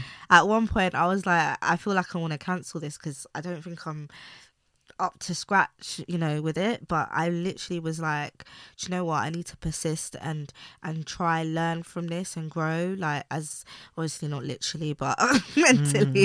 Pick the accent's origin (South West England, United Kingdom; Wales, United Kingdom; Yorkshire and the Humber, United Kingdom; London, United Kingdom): London, United Kingdom; I grew up in East London